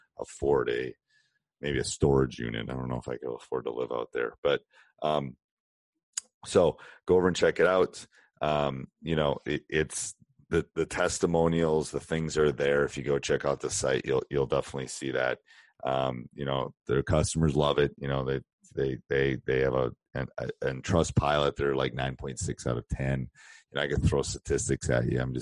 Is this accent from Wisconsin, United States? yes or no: yes; Madison, Wisconsin, United States; I grew up in Madison, Wisconsin